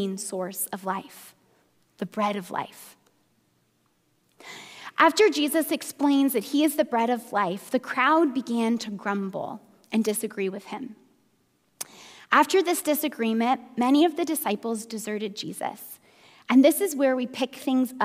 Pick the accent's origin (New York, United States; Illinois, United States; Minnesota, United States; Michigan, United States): Minnesota, United States; now in Bay Area, United States; I grew up in Minnesota